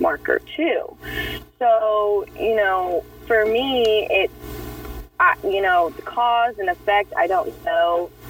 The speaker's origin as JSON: {"language": "English", "region": "Kansas", "country": "United States", "moved": "yes", "said": "I'm originally from Kansas"}